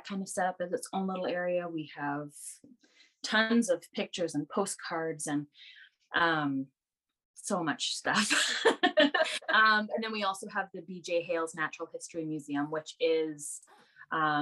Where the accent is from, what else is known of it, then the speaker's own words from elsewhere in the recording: Brandon, Manitoba, Canada; I'm born and raised in Brandon